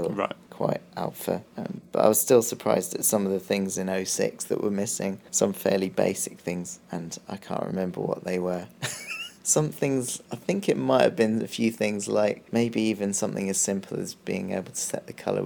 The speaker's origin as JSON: {"language": "English", "region": "England", "country": "United Kingdom", "said": "I'm English"}